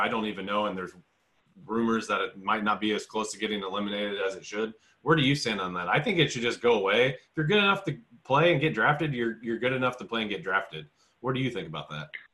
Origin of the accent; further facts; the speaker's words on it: Indianapolis, Indiana, United States; I'm from Indy